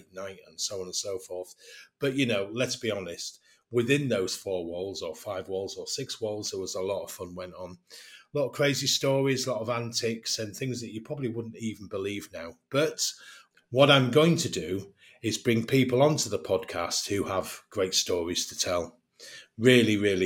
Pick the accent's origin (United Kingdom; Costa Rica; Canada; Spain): United Kingdom; England; accent: English; my English accent